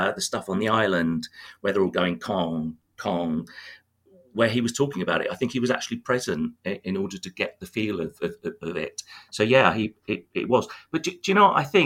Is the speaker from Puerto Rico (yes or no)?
no; Tunbridge Wells, South East England, United Kingdom; my hometown of Tunbridge Wells